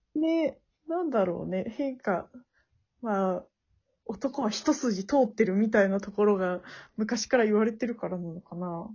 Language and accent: Japanese; Tokushima, Japan; 私、徳島出身だから阿波踊りみたいなところがある